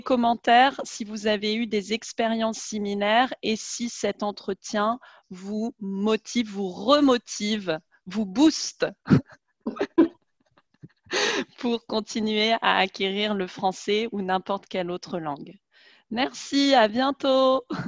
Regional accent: France; also born or lived in England; je suis française

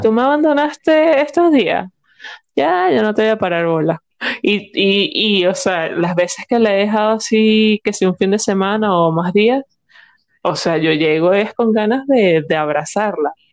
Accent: Barquisimeto, Lara, Venezuela; yo soy de Barquisimeto y nosotros teníamos como ciertos lugares en Barquisimeto

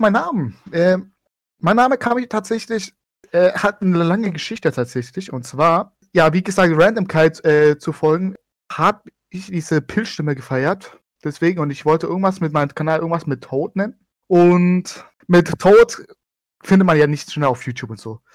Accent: Stuttgart, Baden-Württemberg, Germany; Ich komme aus Baden-Württemberg, Acker aus Stuttgart.

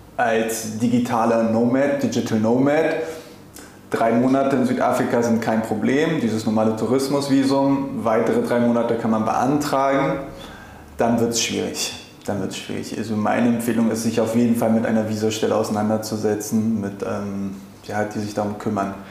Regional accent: Berlin, Germany; moved away as an adult; now in Cape Town, South Africa; ich bin, wie gesagt, in Berlin multikulturell aufgewachsen

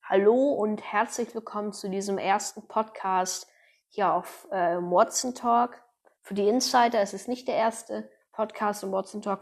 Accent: North Rhine-Westphalia, Germany; ich komme aus Deutschland, aus NRW

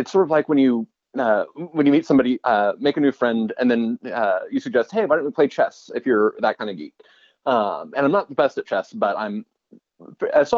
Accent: Austin, Texas, United States; I grew up in Austin, Texas

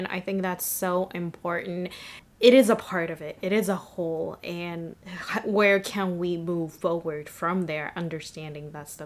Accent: Japan; now in United States; I've actually never been to a school here in the States. I grew up in Japan

